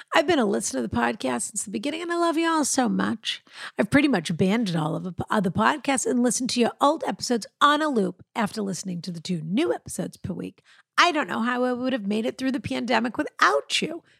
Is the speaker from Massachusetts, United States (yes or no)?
yes; Boston, Massachusetts, United States; I'm a Bostonian